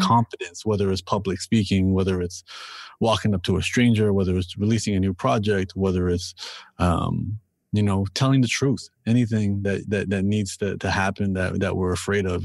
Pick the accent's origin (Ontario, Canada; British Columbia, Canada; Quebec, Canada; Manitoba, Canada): Ontario, Canada; Toronto; I'm from Toronto and I'm born and raised here